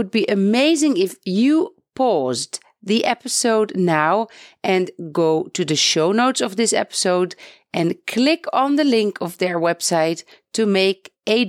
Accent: Netherlands; moved away as an adult; now in Beit Safafa, Palestine; I am originally from the Netherlands

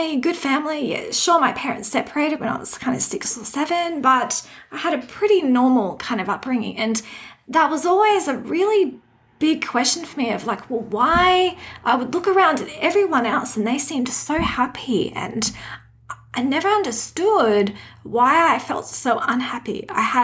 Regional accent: Redcliffe, Queensland, Australia; also born or lived in Hobart, Tasmania / Forbes, New South Wales; So I did most of my growing up in Redcliffe, actually. So yeah, that's where I kind of grew up.

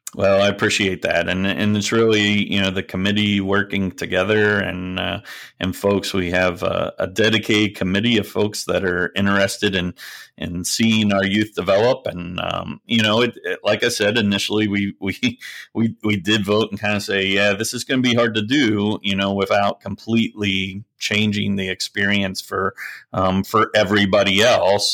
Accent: southeast Pennsylvania, United States; moved away; also born or lived in Lancaster County / Doylestown / Bucks County; I grew up on a dairy goat farm, but, um, it, it was actually in southeast Pennsylvania, not far from, uh, Harrisburg.

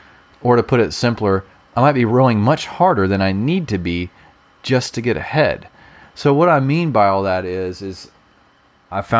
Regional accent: Alabama, United States; I'm also from Alabama too

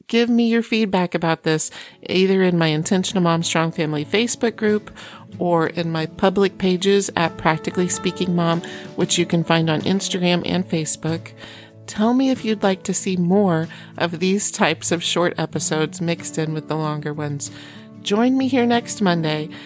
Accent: Iowa, United States; born or raised there; moved away; also born or lived in Oklahoma / Chicago

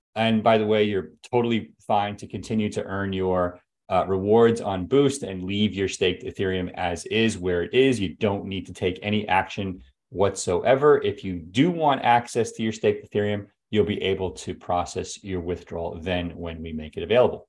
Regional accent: United States; as an American taxpayer

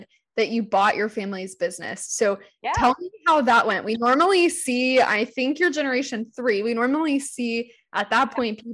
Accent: Central Florida, United States; I'm from Central Florida, but my family is from South Georgia and Central Florida

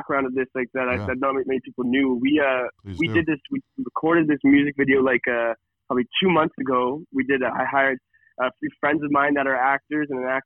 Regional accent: Kelowna, British Columbia, Canada; moved away as an adult; now in Calgary, Canada; when I was 18 and I was growing up in Kelowna, I decided that once I graduated, that Calgary was my spot to be

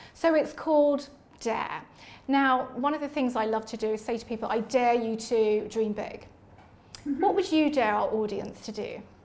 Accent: London, United Kingdom; I was born and raised in Leytonstone, East London

